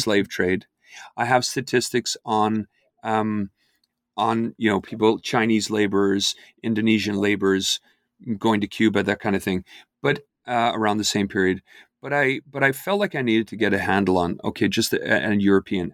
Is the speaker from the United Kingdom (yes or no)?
no; Ireland; I grew up in Ireland